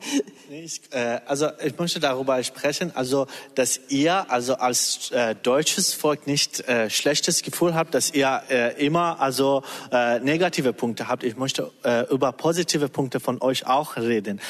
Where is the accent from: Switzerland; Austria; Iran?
Iran; German is a second language; now in Germany; wir als Iraner